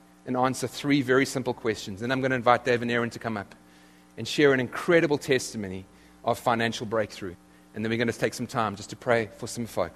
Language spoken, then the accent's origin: English; South Africa; moved away as an adult; now in United States; I come from South Africa, where you order a ham and cheese sandwich